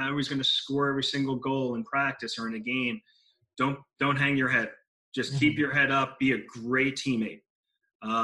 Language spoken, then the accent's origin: English; Long Island, New York, United States; growing up on Long Island